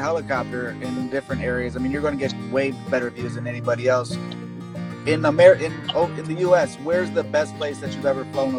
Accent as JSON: {"language": "English", "town": "Cleveland", "region": "Ohio", "country": "United States", "said": "I'm from Cleveland."}